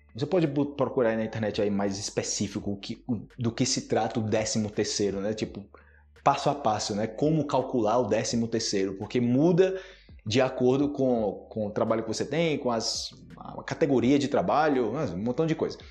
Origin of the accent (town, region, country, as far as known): Brazil